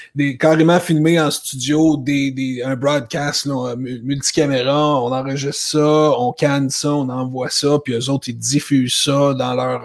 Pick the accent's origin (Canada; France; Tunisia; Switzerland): Canada; Laval, Quebec; moved away as an adult; also born or lived in Toronto, Ontario; je viens de Laval. Je suis un gars de Laval au Québec. J'ai grandi jusqu'à l'âge de 24 ans